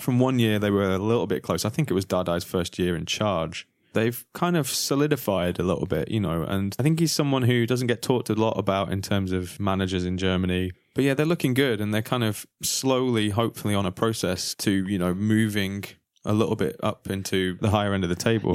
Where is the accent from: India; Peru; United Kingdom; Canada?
United Kingdom; England; moved away; we're all from England